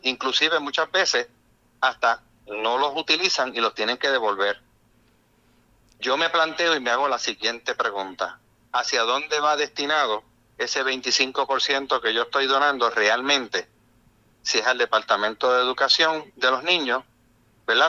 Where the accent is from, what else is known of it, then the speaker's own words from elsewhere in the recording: Puerto Rico; como todo puertorriqueño